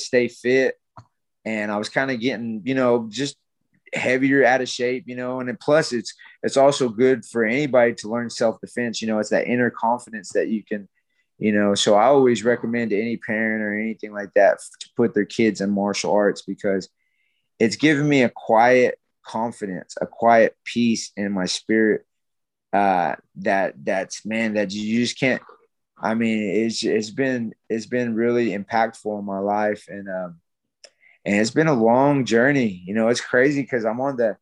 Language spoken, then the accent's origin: English; Carnegie, Oklahoma, United States; also born or lived in Dallas, Texas; she moved all of us, me and my siblings, our whole family, back to Carnegie. And we ended up growing up over there my whole life, you know, up until I graduated high school